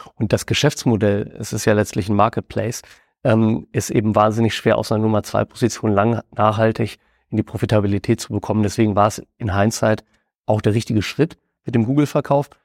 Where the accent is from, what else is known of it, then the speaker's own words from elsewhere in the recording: Hameln, Lower Saxony, Germany; in unserer äh, Heimatstadt Hameln, wo mein Bruder und ich damals noch als Teenager